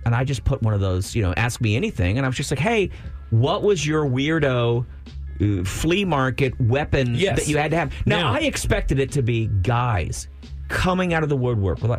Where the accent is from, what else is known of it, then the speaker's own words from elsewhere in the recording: Brownsville, Texas, United States; now in Austin, United States; I grew up in Brownsville, so every weekend we'd go across to Matamoros